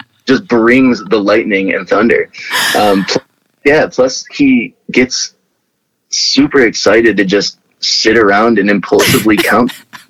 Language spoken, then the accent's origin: English; Midwest, United States; I'm from the Midwest, and it is totally the Midwest.